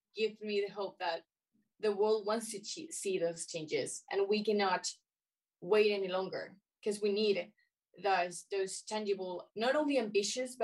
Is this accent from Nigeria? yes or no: no; Chile; I'm Chilean, yes, I'm Latin American